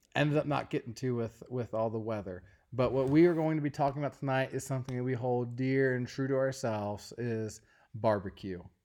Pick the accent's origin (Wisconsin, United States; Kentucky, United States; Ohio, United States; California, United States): Kentucky, United States; Ashland; moved away as an adult; we both are from Kentucky, And we lived in Eastern Kentucky, a place called Ashland, Kentucky.